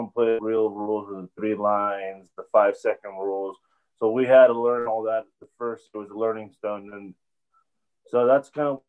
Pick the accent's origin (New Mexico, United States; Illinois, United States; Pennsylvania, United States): New Mexico, United States; Albuquerque; moved away as an adult; also born or lived in Kansas City; Growing up in Albuquerque